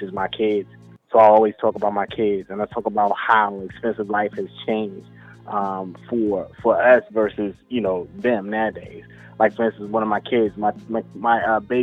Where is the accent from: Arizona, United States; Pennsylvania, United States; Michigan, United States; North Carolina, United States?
North Carolina, United States; Greensboro; now in Maryland, United States; I'm originally from Greensboro, North Carolina